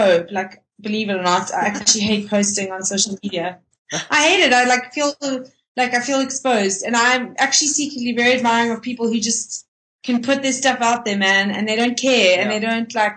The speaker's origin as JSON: {"language": "English", "town": "Cape Town", "region": "Western Cape", "country": "South Africa", "moved": "yes", "lives_now": "Johannesburg, South Africa", "said": "I'm actually from Cape Town"}